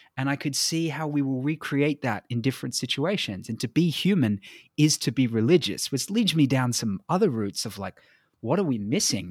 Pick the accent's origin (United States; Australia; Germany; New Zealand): Australia; I'm white and I'm from Australia